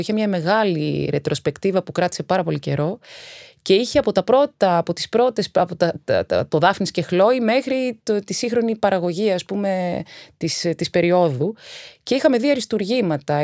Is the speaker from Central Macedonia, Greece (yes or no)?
no; Athens, Attica, Greece; also born or lived in Egaleo / Naxos (father's island); Γεννήθηκα στο Εγάλεο και δύο χρονών μετακομίσαμε σε, στη Νέα Φιλαδέλφια